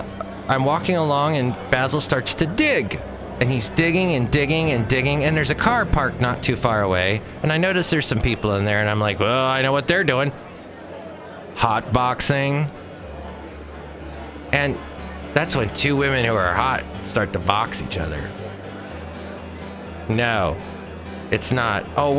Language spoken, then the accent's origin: English; New Zealand; now in United States; Oh, I'm from New Zealand. We don't have gophers.